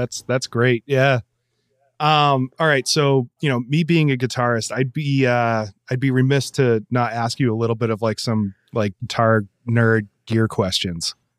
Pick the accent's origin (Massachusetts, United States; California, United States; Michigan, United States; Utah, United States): Massachusetts, United States; Gardner; I grew up in Gardner, Massachusetts